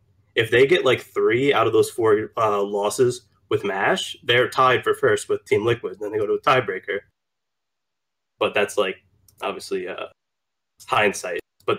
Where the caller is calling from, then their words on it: Long Island, New York, United States; I'm calling from Long Island.